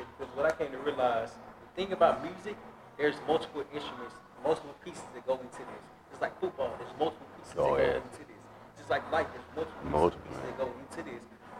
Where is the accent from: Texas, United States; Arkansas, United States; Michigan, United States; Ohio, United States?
Arkansas, United States; Little Rock; where I'm from Little Rock, Arkansas.